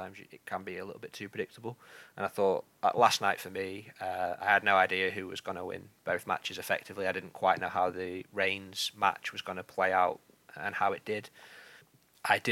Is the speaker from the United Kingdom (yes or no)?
yes; United Kingdom; as a British viewer